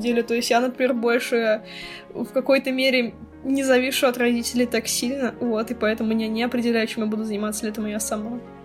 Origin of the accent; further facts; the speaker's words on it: Russia; мы как бы из России, мы не богатые